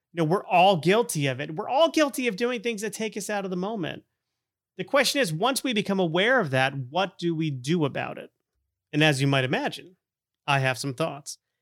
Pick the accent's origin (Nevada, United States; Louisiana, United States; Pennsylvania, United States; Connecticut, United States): Connecticut, United States; also born or lived in Florida; we moved to Connecticut from Florida in the ear-, early nineteen eighties.